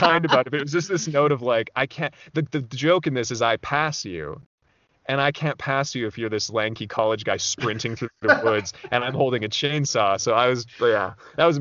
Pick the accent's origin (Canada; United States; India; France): Canada; Alberta; moved away as an adult; also born or lived in Vancouver; I'm from Alberta originally, up in Canada